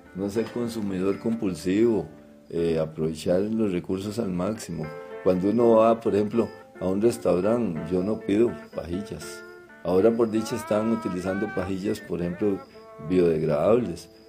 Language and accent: Spanish; Turrialba, Cartago, Costa Rica; yo que soy de Turrialba, yo me bañé en el río Turrialma